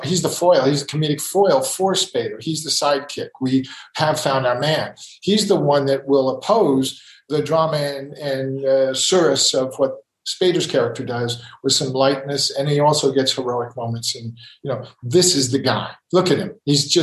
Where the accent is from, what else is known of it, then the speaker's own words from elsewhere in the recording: Ithaca, New York, United States; also born or lived in Texas; I grew up in Ithaca